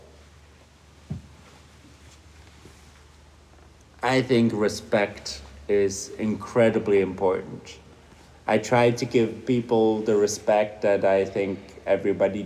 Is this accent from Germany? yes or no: no; Flemish part of Belgium, Flanders, Belgium; first language Dutch; English is a second language; moved away as an adult; also born or lived in Doha, Qatar; now in Switzerland; I grew up in Belgium, in the Flemish part of Belgium. So I grew up speaking Dutch.